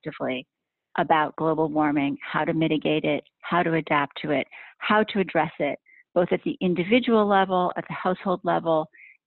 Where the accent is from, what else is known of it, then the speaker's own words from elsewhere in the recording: Hanover, New Hampshire, United States; I was in my hometown at the time in Hanover, New Hampshire